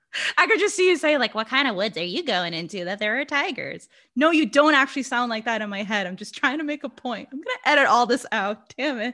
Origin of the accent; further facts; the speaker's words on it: Brazil; English is a second language; i'm brazilian english is my second language